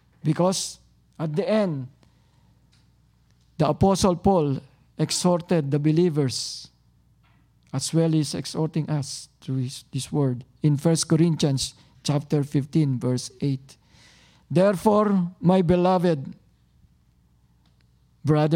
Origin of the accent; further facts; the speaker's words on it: Tagalog region, Philippines; now in Toronto, Canada; because I came from Tagalog region, so I speak Tagalog